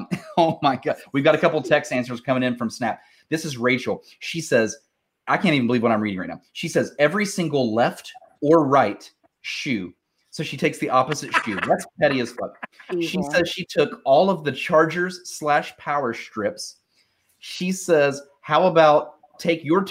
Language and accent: English; Huntington, West Virginia, United States; born or raised there